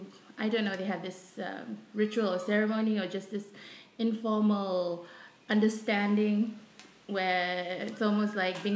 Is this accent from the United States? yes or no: no; Suva, Central Division, Fiji; I grew up in Suva.